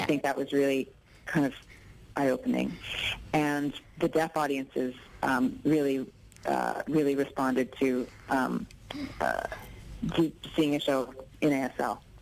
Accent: Ontario, Canada; I'm an actor from Ontario. I live in Toronto

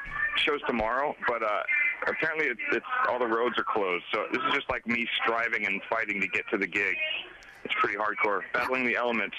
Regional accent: Los Angeles, California, United States; also born or lived in Phoenix, Arizona / Queens, New York; from Los Angeles, by way of Phoenix, Arizona, by way of Queens, New York.

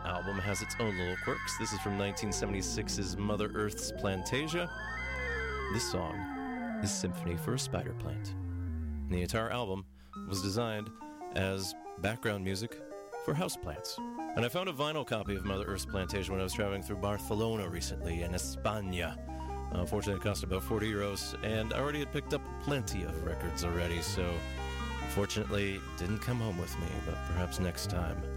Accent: Thunder Bay, Ontario, Canada; now in Vancouver, Canada; my hometown of Thunder Bay

